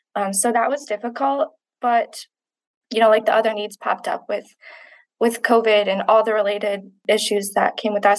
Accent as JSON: {"language": "English", "area": "Manistee County", "region": "Michigan", "country": "United States", "tie": "born or raised there", "said": "I was born and raised in Manistee County"}